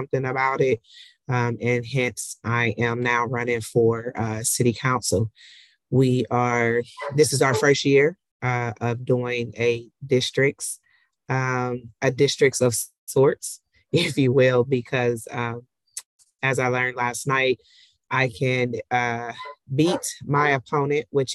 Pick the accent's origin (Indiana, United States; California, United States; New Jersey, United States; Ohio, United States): Ohio, United States; Columbus; I am from Columbus, Ohio